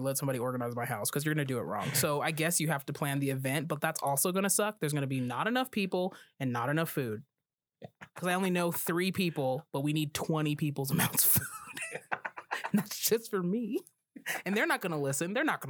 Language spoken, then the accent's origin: English; Rocky Mountains, United States; But I'm from the Rocky Mountains. Yes. So saying bruv is fun.